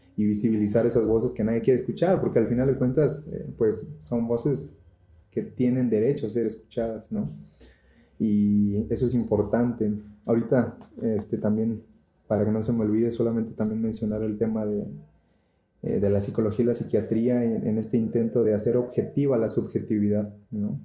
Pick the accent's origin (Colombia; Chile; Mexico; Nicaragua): Mexico; Tamaulipas; yo soy de Tamaulipas